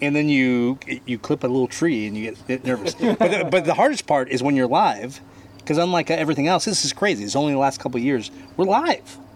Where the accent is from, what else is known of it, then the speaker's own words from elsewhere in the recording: Bardstown, Kentucky, United States; I'm from Bardstown, Kentucky.